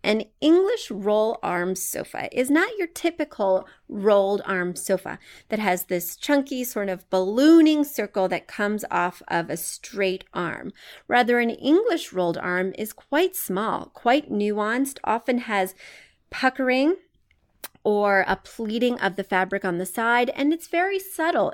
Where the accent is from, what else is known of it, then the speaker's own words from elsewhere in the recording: Missouri, United States; moved away as an adult; while I am originally from Missouri, I haven't lived in Missouri in twenty years.